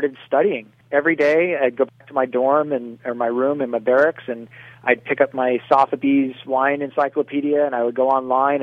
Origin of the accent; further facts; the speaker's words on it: Sacramento, California, United States; I'm from Sacramento, California.